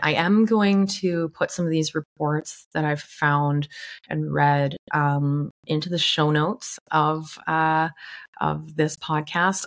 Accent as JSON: {"language": "English", "town": "Vancouver", "region": "British Columbia", "country": "Canada", "tie": "born or raised there", "said": "my hometown, Vancouver, Canada"}